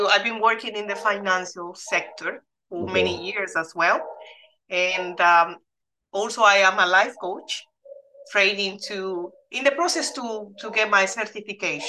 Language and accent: English; Dominican Republic; now in United Kingdom; I am originally from the Dominican Republic, which is a Spanish island in the Caribbean, next to Cuba, Puerto Rico